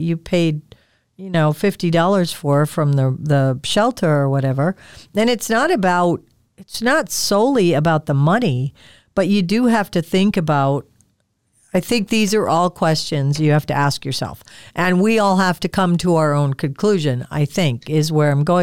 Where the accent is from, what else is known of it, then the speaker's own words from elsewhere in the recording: Midwest, United States; I grew up in the Midwest.